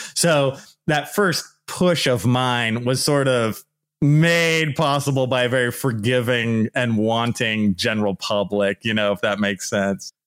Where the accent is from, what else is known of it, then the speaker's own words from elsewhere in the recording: Bay Area, California, United States; also born or lived in Santa Barbara / Los Angeles / Riverside; So I'm originally from the Bay Area. And then I went to like Santa Barbara, then I went a little lower, and I went to the LA area and then ultimately to Riverside.